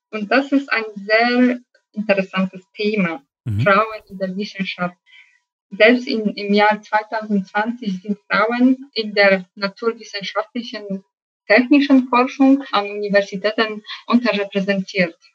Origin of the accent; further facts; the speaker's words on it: Rzeszów, Subcarpathian Voivodeship, Poland; German is a second language; an jedem Wochenende nach meiner Heimat Rzeszów gefahren, um meinen Sohn und meinen Mann zu sehen.